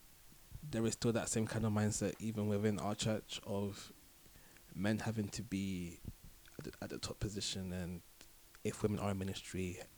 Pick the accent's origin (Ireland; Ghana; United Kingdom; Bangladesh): Ghana; being Ghanaian myself